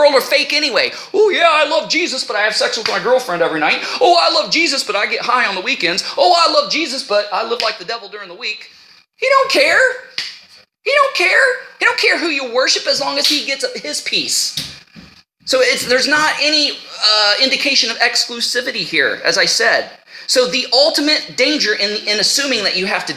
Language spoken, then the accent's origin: English; United States; I am an American. You know, that's my nationality. I've taken on the name of the place that I come from. I'm an American.